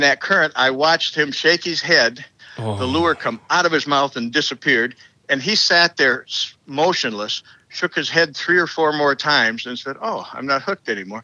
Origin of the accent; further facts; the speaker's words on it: Dearborn, Michigan, United States; I grew up in Dearborn